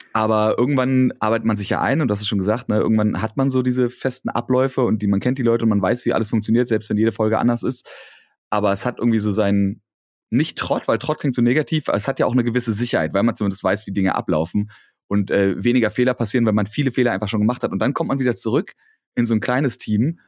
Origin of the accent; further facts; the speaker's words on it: Berlin, Germany; accent: Berliner Dialekt; ich habe meinen Berliner Dialekt nicht abgelegt, aber verstaut